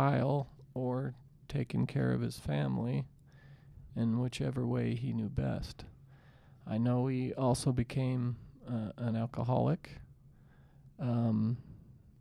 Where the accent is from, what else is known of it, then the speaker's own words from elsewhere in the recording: Salt Lake City, Utah, United States; we're from Salt Lake City, Utah